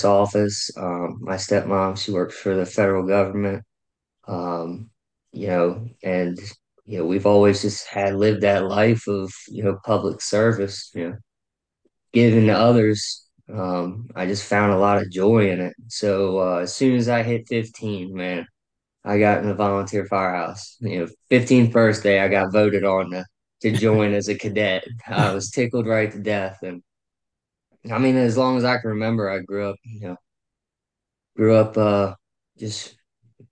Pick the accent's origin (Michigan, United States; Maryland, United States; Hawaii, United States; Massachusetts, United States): Maryland, United States; St. Mary's County, Southern; moved away as an adult; now in Statesville, United States; I'm from Southern Maryland. Live in North Carolina, Statesville area.